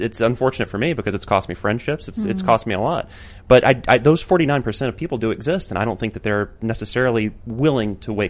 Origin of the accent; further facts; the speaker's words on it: Appalachia, United States; accent: Appalachian; I say Epoch because I'm from Appalachia. So that's, just naturally where my accent goes.